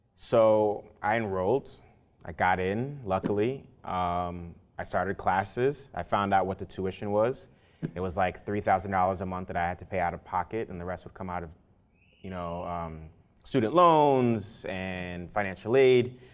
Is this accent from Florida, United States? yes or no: no; New York City, New York, United States; also born or lived in Nigeria / Louisiana; growing up in the South Bronx